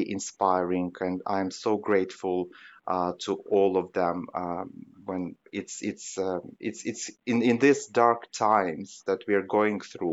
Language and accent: English; Western Ukraine, Ukraine; moved away as an adult; now in Kyiv, Ukraine; We are now in a western part of the country, in my hometown